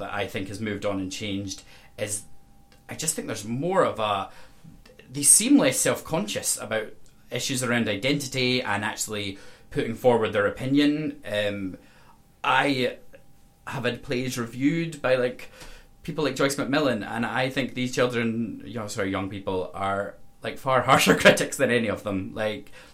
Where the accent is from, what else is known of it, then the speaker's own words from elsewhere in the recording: Castle Douglas, Scotland, United Kingdom; I come from Castle Douglas, so like a very rural environment.